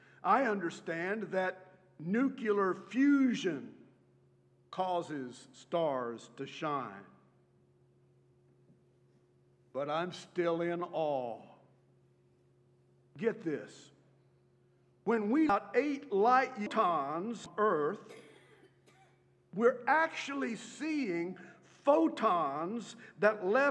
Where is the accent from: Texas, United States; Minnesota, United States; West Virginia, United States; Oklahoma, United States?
Texas, United States; Beeville; when I was growing up in Beeville, Texas